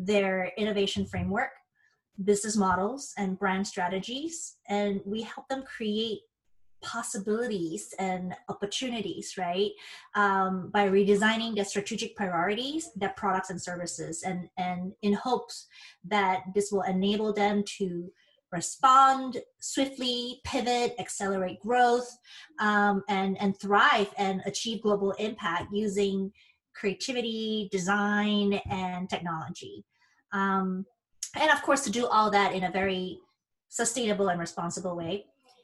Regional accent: Penang, Malaysia; moved away as an adult; now in United States; I originally grew up in Penang, Malaysia, a small island located northwest of the peninsula of Malaysia

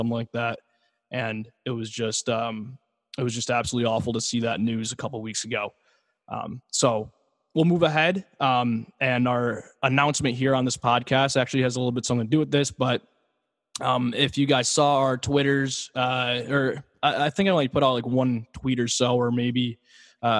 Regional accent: Rochester, New York, United States; we're from Rochester

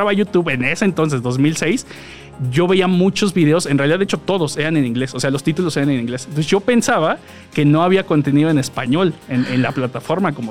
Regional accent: Mexico City, Mexico; yo soy de la Ciudad de México. ¡Eso! Todo, el tiempo he vivido aquí en el área metropolitana y pues ya, soy chilango, chilango desde nacimiento.

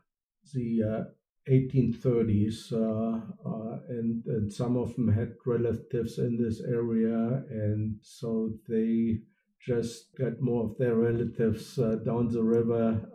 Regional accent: Germany; accent: German; first language German; English is a second language; moved away as an adult; now in Cincinnati, United States; I recently went to my hometown in Germany

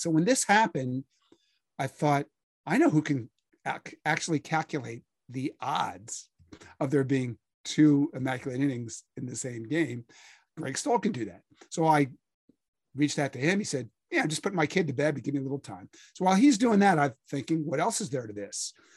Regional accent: Philadelphia, Pennsylvania, United States; I grew up in Philadelphia reading, um, a bunch of sports writers who were always trying to make you laugh.

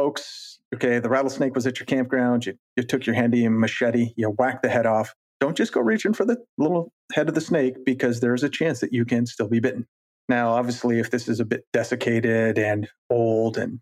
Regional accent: Colorado, United States; growing up in Colorado

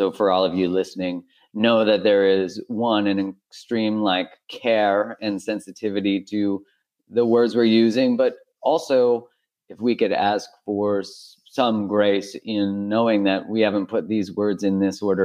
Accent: Canada; I'm Canadian

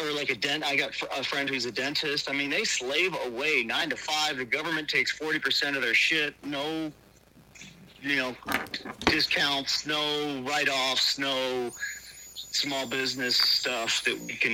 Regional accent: Rochester, New York, United States; moved away as an adult; also born or lived in Colorado; I was born in Rochester, New York, in the inner city

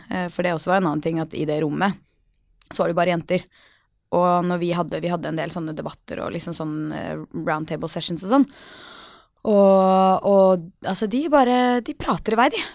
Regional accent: Norway; also born or lived in New York, United States; jeg jo norsk

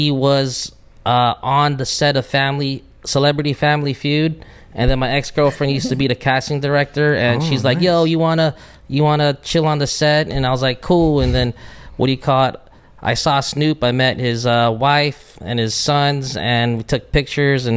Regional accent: Long Beach, California, United States; I'm from Long Beach

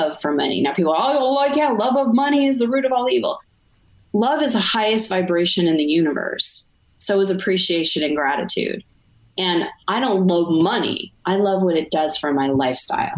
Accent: Arizona, United States; now in Montreal, Canada; I'm from Arizona

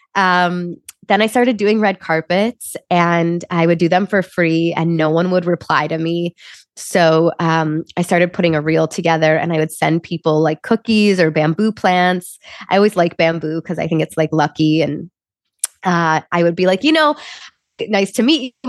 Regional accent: Chicago, Illinois, United States; moved away as an adult; also born or lived in Wisconsin; now in Los Angeles, United States; I grew up in Chicago. So uh, I was born and raised there. I think I'm very much a Midwest girl through and through

